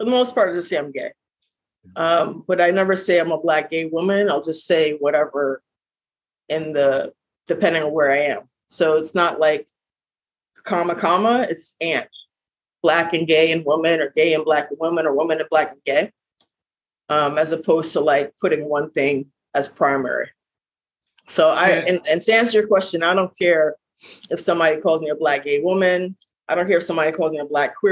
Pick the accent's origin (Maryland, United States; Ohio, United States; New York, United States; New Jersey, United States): New York, United States; accent: heavy New York; I have a very heavy New York accent.